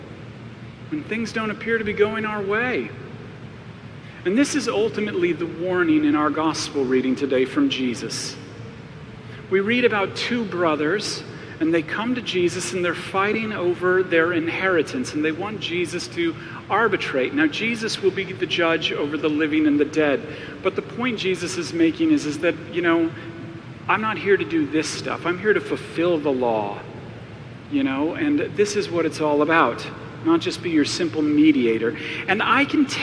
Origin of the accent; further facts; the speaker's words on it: Arizona, United States; I grew up in Arizona